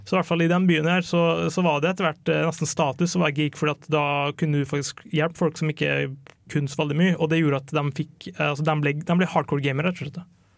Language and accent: Norwegian; Kristiansund, Møre og Romsdal, Norway; moved away; jeg kom fra Kristiansund, jeg bodde der, og det var en veldig hardcore gamerby.